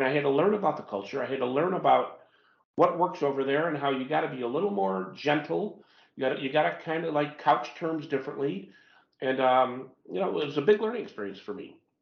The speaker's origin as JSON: {"language": "English", "country": "United States", "said": "as an American"}